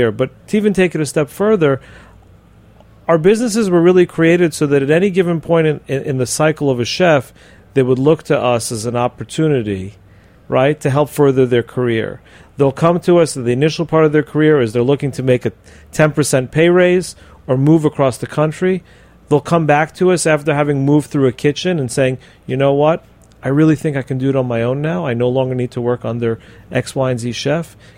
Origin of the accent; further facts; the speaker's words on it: Miami, Florida, United States; We my, do my hometown.